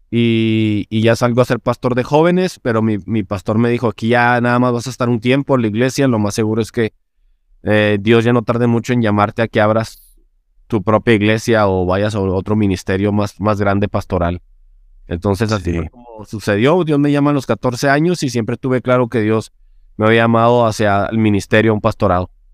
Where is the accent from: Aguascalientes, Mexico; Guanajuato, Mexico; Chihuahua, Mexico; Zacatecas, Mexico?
Chihuahua, Mexico; yo soy de la capital, que también se llama Chihuahua, soy de Chihuahua, Chihuahua